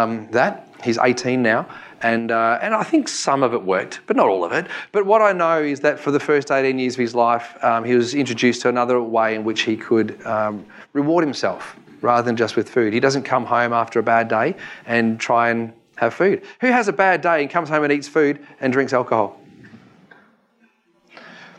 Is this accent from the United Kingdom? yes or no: no; Victoria, Australia; I'm from Victoria